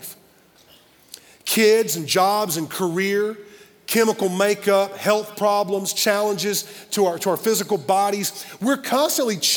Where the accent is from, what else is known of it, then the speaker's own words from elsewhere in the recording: Simpsonville, United States; a little church where I grew up in Simpsonville area